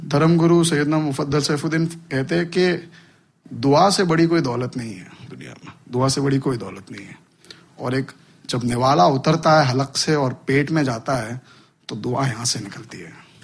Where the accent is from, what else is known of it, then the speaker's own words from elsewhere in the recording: India; मैं हिंदुस्तान में जन्मा हूँ